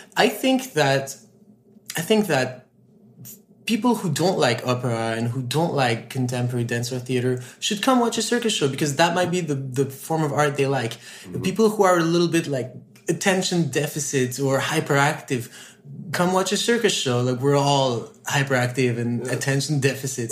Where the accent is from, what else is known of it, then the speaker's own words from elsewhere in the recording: Montreal, Quebec, Canada; i grew up in montreal